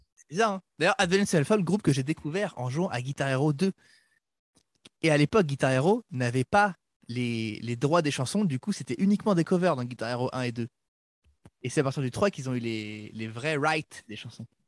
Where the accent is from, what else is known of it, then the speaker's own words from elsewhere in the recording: France; comme on est français